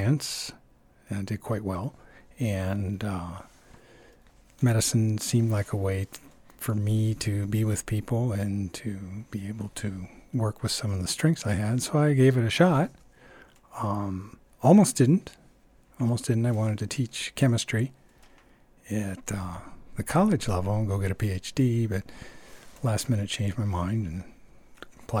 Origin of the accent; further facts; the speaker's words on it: Ann Arbor, Michigan, United States; moved away as an adult; also born or lived in Florida / Indiana; now in Tucson, United States; we moved to Ann Arbor, where I lived for a number of years, where I went to junior high and high school, and college and medical school